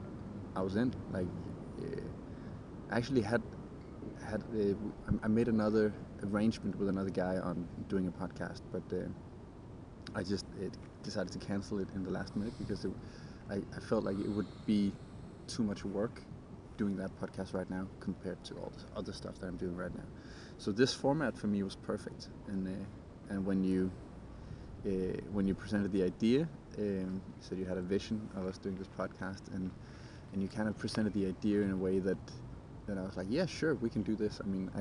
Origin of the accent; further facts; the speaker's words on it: Denmark; also born or lived in London; I came home from London after working as a UX designer there, started training with a bunch of guys doing movement training, came back after I quit my job. I was really stressed. I wanted to do a vacation, like just a month vacation back in Denmark